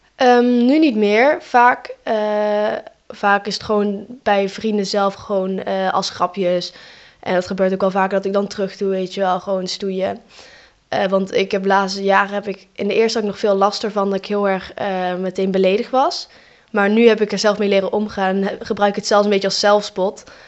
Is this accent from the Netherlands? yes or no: yes; Eindhoven, North Brabant, Netherlands; ik ben zelf gewoon geboren in Eindhoven hier